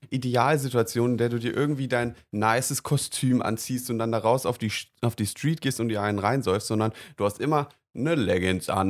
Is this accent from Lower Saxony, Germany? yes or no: no; Mainz, Rhineland-Palatinate, Germany; Weil also ich, ich komme aus Mainz